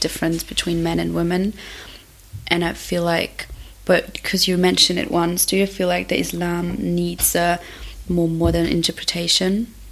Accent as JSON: {"language": "English", "country": "Germany", "said": "I am also in Berlin because I'm from Germany"}